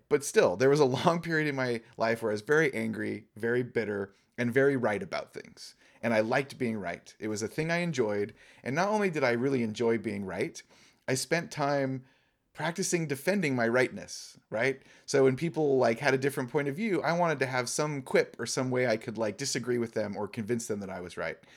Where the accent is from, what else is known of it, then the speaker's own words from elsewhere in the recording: Laguna Beach, California, United States; now in Pacific Northwest, United States; I was born and raised in Orange County, and I was born and raised in Laguna, down by the coast